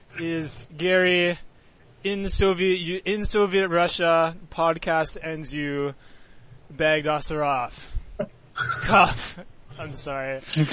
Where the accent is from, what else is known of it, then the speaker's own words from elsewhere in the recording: Canada; because I'm from Canada